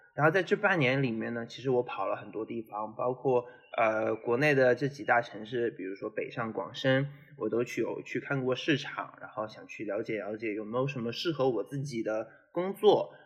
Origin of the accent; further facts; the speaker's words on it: Zhejiang, China; moved away as an adult; also born or lived in Syracuse, United States; 因为我是浙江人嘛